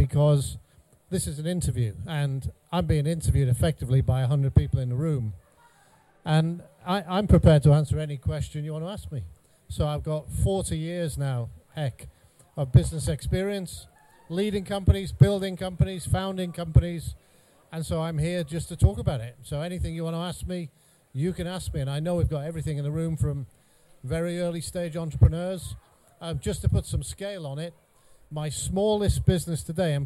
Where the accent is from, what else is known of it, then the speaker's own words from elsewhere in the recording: North Wales, United Kingdom; moved away as an adult; also born or lived in Cheshire / Bradford; I grew up in North Wales.